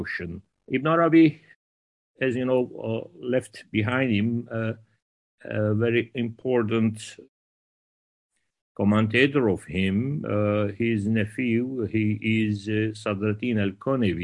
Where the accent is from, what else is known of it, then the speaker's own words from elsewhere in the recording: Istanbul, Turkey; I was born in Istanbul.